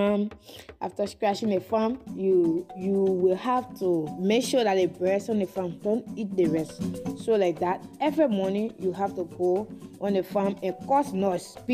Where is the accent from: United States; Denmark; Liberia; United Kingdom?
Liberia; Bong County; I hail from the Pele Fanacula in Liberia, and it is the largest ethnic group in Liberia, situated in the central region of Liberia. My county is Bon County